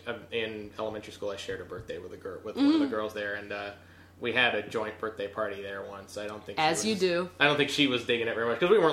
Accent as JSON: {"language": "English", "town": "Morton Grove", "region": "Illinois", "country": "United States", "tie": "born or raised there", "said": "I grew up in Morton Grove."}